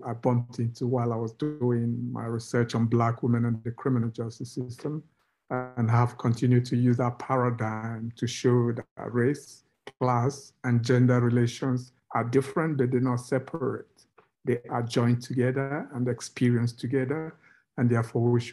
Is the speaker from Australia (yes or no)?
no; Nigeria; moved away as an adult; also born or lived in United Kingdom; I grew up in Nigeria, where I did my first degree in sociology